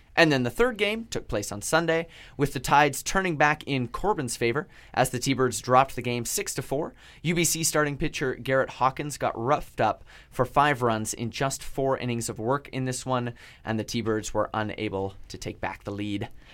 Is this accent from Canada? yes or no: yes; Vancouver Island, British Columbia, Canada; You were playing in my hometown.